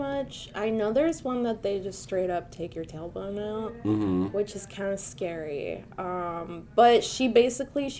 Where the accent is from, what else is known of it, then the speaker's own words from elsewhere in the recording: Venezuela; moved away; I grew up in Venezuela